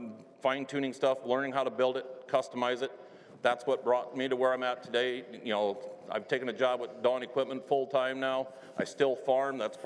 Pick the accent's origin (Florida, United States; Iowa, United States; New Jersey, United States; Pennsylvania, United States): Iowa, United States; Northeast; I was born and raised in Northeast Iowa, God's country